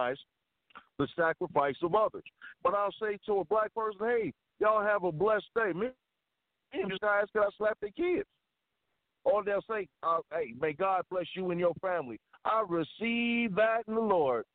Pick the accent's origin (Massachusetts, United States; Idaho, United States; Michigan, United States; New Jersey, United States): Michigan, United States; Baldwin; moved away; also born or lived in Chicago; When I moved away from Baldwin, till my mother moved us to the inner city